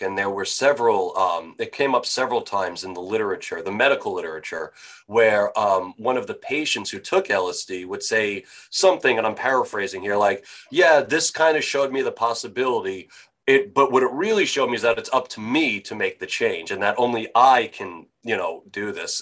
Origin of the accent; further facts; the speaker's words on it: Franklin Square, New York, United States; moved away; I am from New York originally, so I uh, where uh, uh, Franklin Square. Do you know where, where that is in Nassau County